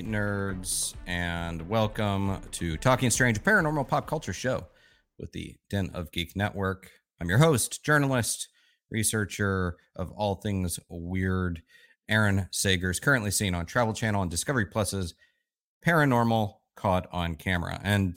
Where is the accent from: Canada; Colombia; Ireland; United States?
United States; Orlando, Florida; the fact that I grew up in Orlando